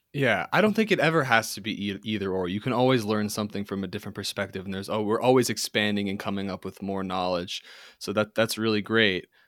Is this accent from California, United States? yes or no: no; New York City, New York, United States; I'm from, I was born in Manhattan